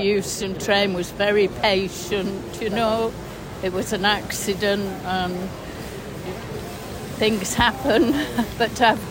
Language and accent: English; Crewe, North West England, United Kingdom; I'm from Crewe.